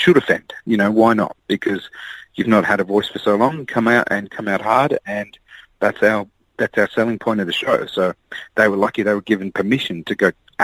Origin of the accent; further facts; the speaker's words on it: Australia; growing up in Australia, we entered Trop Fest